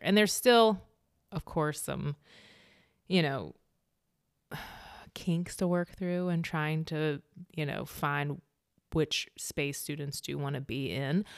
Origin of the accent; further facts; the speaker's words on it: Meadow Bridge, West Virginia, United States; moved away as an adult; also born or lived in California; that kinda upbringing in small town West Virginia